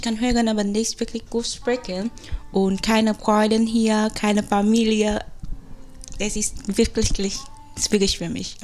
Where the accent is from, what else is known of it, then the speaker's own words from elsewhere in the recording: Vietnam; German is a second language; moved away as an adult; now in Germany; ich komme aus Vietnam